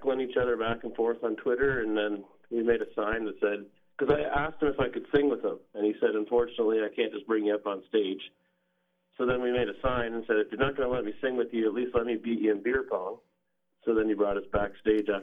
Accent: Dorchester, Ontario, Canada; my hometown, Dorchester, Ontario

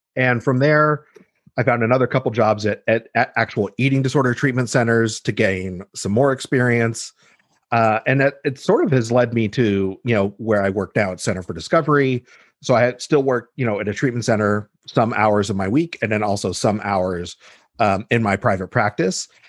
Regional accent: Los Angeles, California, United States; also born or lived in Mexico / Boulder, Colorado; moved i, i, to L A when I was two and basically lived here ever since

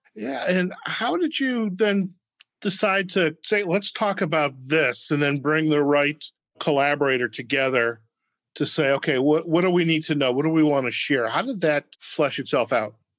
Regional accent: Detroit, Michigan, United States; moved away; also born or lived in New Jersey; I grew up in Detroit

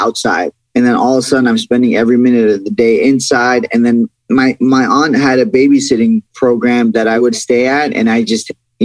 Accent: Iran; we grew up in Iran

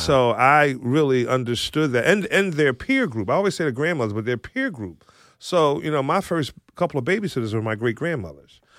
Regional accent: Philadelphia, Pennsylvania, United States; now in Mantua Township, United States; I grew up in West Philadelphia

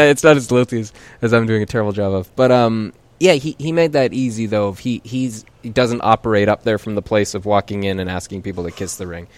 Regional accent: Calgary, Alberta, Canada; moved away; I grew up in Calgary

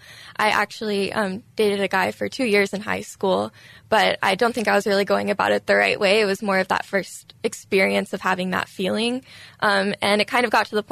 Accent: Houston, Texas, United States; also born or lived in Dallas, Texas / College Station, Texas; I grew up in the Houston area. I'm from around here.

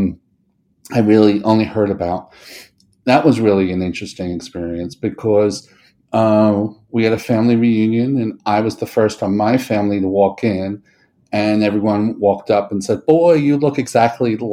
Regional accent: New York City, New York, United States; when I was born in 1963 in New York City

